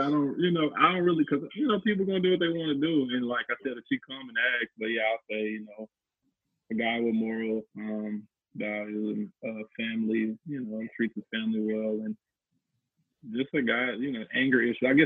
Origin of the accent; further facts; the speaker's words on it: St. Louis, Missouri, United States; I'm from the country basically. I'm I'm from Missouri, St. Louis